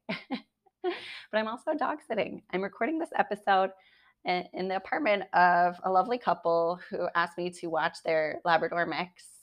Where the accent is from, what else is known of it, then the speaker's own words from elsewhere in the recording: United States; As an American